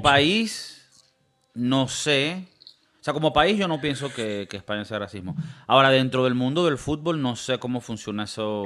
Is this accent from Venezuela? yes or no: yes; Venezuela; Ahora somos venezolanos